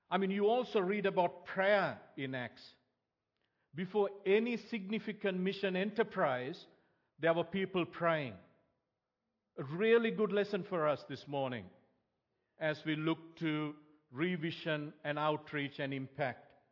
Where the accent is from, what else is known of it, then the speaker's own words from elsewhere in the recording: Sri Lanka; moved away; growing up in Sri Lanka